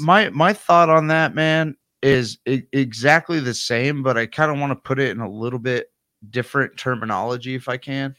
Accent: United States; I'm American

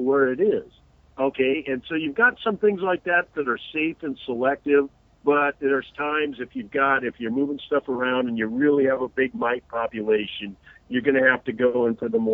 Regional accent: Redlands, California, United States; the orange groves by my house as a kid growing up in the Redlands

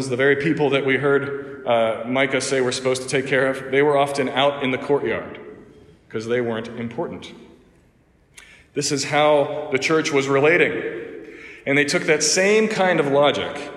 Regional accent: Pittsburgh, Pennsylvania, United States; moved away as an adult; now in Mount Pleasant, South Carolina, United States; all those churches up in my hometown, up in Pittsburgh

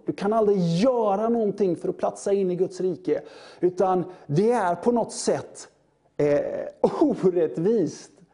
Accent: Sweden; vi är som svenskar

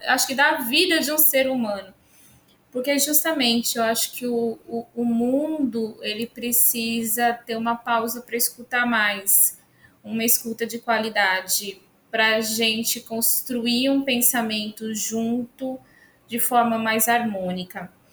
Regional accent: São Paulo, Brazil; moved away as an adult; now in Santa Cruz, Brazil; eu sou uma paulistana com alma nordestina. Então, eu estou há 10 anos, sou de São Paulo, capital.

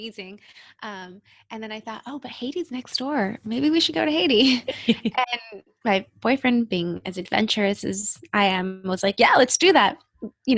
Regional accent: Mexico City, Mexico; moved away; I grew up in Mexico City

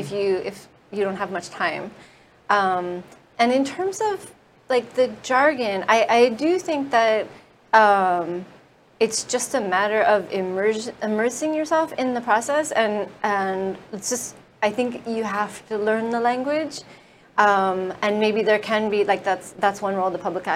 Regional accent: California, United States; moved away; I come from California

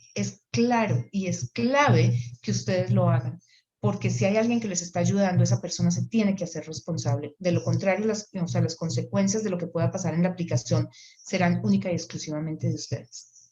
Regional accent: Colombia; now in Canada; soy colombiana y estoy trabajando con la empresa

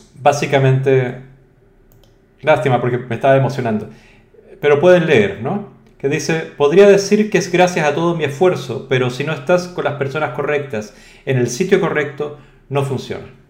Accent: Chile; now in Spain; yo soy español, pero también soy inmigrante, o sea, eso me quita un 0,1%, ¿no? Soy chileno, mestizo y todo

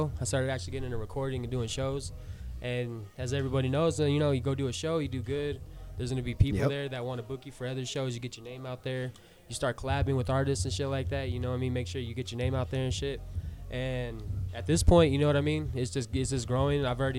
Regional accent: Roswell, United States; I'm from Roswell, born and raised. And yeah, I left for a while, but I'm back.

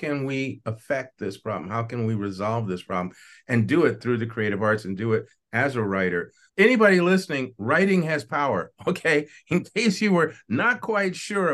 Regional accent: United States; I am the only American in the room

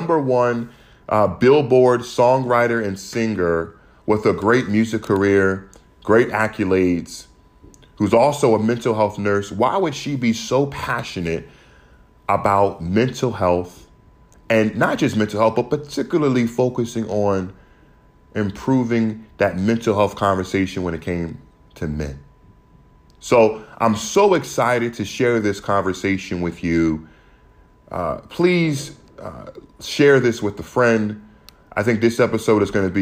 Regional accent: United States; growing up in America

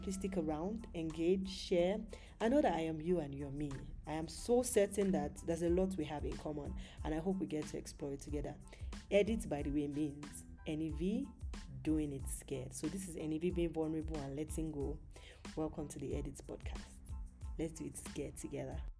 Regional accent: Yorubaland, Nigeria; moved away; I'm Nigerian, I'm currently not in Nigeria, but I'm Nigerian, Yoruba precisely

